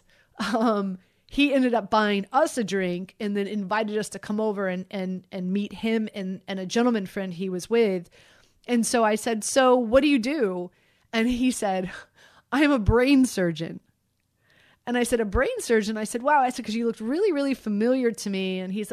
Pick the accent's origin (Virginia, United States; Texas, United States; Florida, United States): Florida, United States; Miami; I'm from Miami.